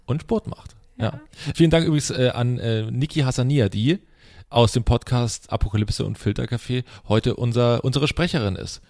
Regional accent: eastern Germany, Germany; im Osten, wo ich herkomme

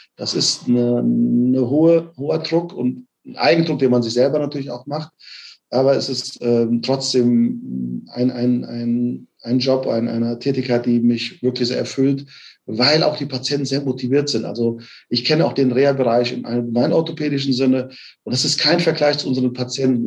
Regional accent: Offenbach am Main, Hesse, Germany; moved away as an adult; also born or lived in Frankfurt / Bielefeld; gebürtig aus Offenbach bin, habe in Frankfurt studiert

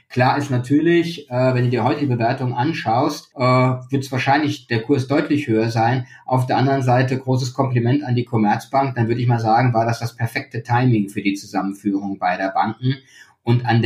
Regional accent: Frankfurt, Hesse, Germany; Ich bin Frankfurter, das darf man auch haben.

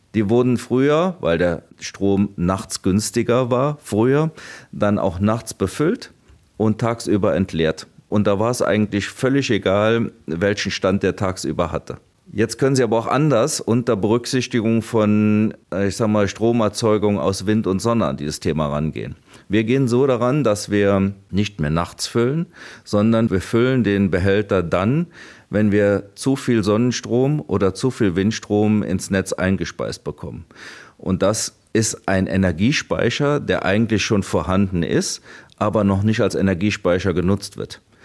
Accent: Trier, Rhineland-Palatinate, Germany; Ich komme aus der Region, ich habe meine Familie und meine Freunde in der Region

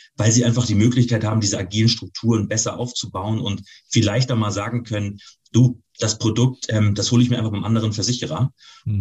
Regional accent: Northern Germany, Germany; für mich als Norddeutscher

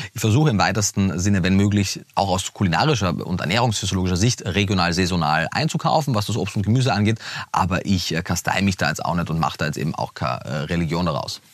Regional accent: Austria; moved away; also born or lived in Vienna; ich bin, bin Österreicher, habe damals äh, in Wien gelebt

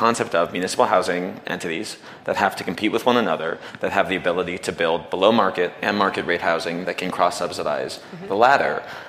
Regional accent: United States; I can only speak as an American who came through Germany

